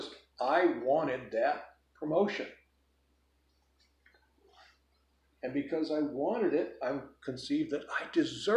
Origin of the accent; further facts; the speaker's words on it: Chicago, Illinois, United States; where I grew up in Chicago when I was a kid